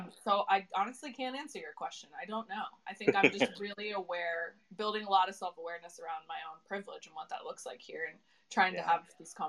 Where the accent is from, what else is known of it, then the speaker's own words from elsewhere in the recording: United States; moved away as an adult; now in London, United Kingdom; I'm here in the UK. I'm an American, but I do live here in London.